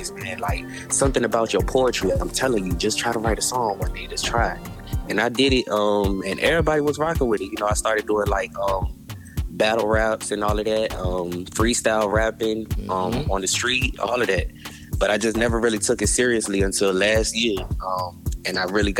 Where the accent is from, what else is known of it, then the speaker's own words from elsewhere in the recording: Virginia Beach, Virginia, United States; I was born in Virginia Beach, Virginia. I'm from Virginia